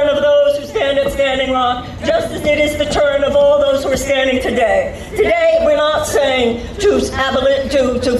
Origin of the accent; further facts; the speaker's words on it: Houston, Texas, United States; I was born and raised in the great state of Texas